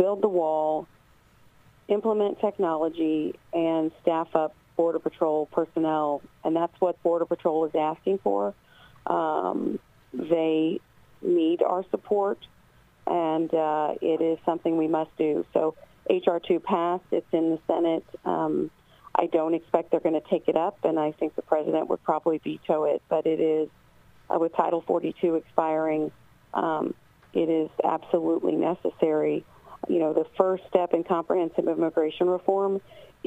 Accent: southern Indiana, United States; We're 1,288 miles from the border in my hometown in southern Indiana

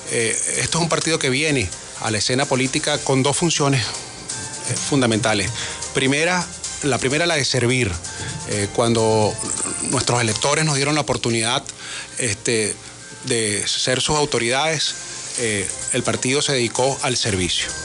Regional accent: Venezuela; volver a lo que somos los venezolanos en esencia.

